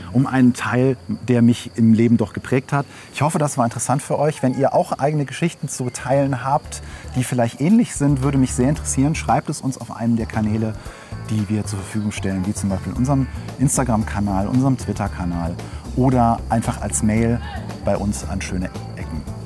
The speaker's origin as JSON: {"language": "German", "country": "Germany", "tie": "born or raised there", "said": "ich bin in Slowenien nicht aufgewachsen. Ich bin in Deutschland geboren, als mein Vater ausgewandert ist"}